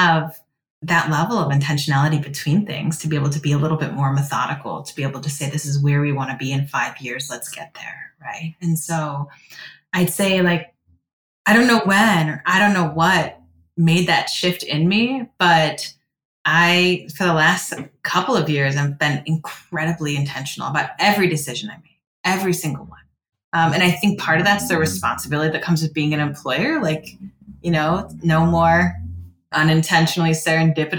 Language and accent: English; Cleveland, Ohio, United States